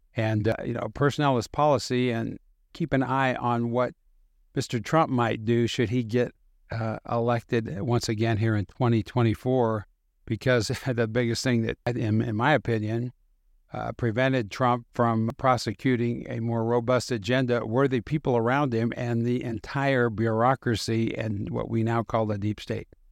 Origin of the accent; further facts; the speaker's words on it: Utah, United States; in my home state of Utah